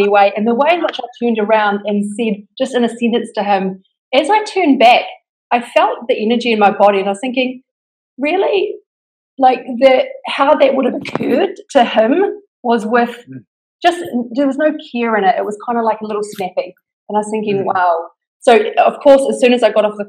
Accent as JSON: {"language": "English", "country": "New Zealand", "accent": "New Zealand", "moved": "yes", "lives_now": "Bali, Indonesia", "said": "Right now I'm in Bali, but I'm from New Zealand."}